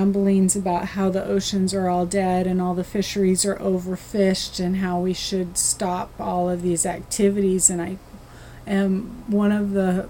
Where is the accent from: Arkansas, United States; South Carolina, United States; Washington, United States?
Washington, United States; Westport; I grew up in Westport, Washington. It's a very small fishing community